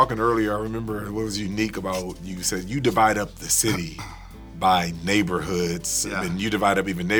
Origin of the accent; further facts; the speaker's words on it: California, United States; growing up in Cali, I used to come down to Vegas